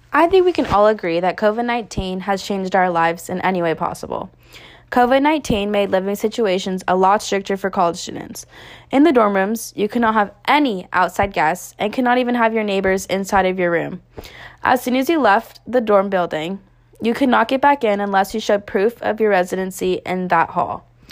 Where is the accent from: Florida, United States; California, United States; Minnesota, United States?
California, United States; Northern; moved away as an adult; now in Tempe, United States; I am originally from Northern California, but decided to move to Arizona to further my education.